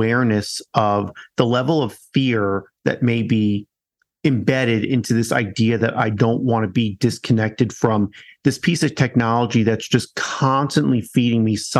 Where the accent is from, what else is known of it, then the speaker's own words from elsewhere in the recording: New York, United States; now in Colorado, United States; I'm American through and through, born in New York, now in Colorado.